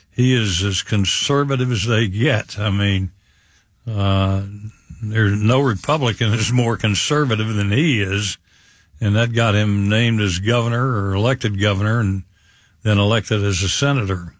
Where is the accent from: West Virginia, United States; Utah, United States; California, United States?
West Virginia, United States; southern; now in Tampa Bay, United States; my home state of West Virginia